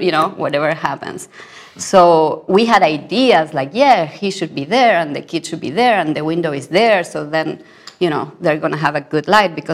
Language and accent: English; Argentina; I come from Argentina.